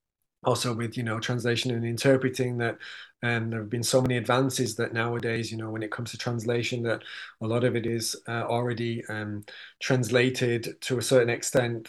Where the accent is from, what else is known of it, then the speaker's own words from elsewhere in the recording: Manchester, North West England, United Kingdom; I'm from Manchester